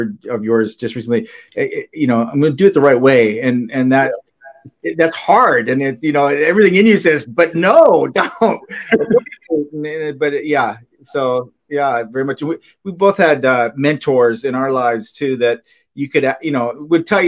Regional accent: Minnesota, United States; moved away as an adult; also born or lived in California; I came out from Minnesota. I grew up in Minnesota.

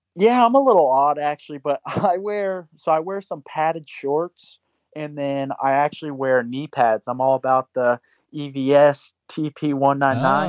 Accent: Florida, United States; I'm originally from Florida, and I've been on the East Coast for my whole life

